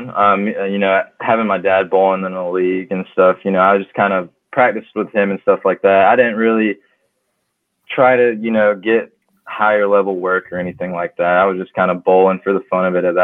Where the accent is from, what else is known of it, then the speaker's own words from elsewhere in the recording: South Carolina, United States; I'm from South Carolina, so down there, bowling's kind of been open ever since probably June.